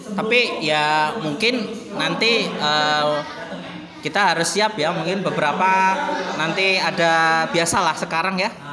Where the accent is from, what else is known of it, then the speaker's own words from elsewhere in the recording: Yogyakarta, Special Region of Yogyakarta, Indonesia; saya asli dari Yogyakarta.